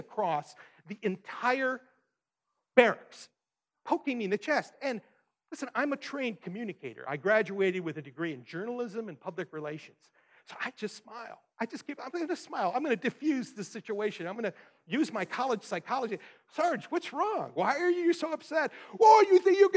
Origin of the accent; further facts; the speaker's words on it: Detroit, Michigan, United States; growing up in Detroit, I was on one side of 8 Mile